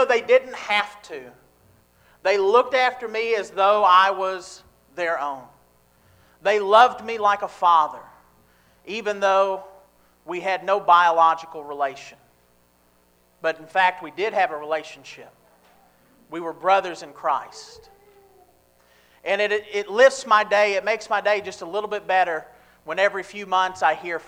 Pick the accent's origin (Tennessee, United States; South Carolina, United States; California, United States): Tennessee, United States; Nashville; now in Grove City, United States; growing up in Nashville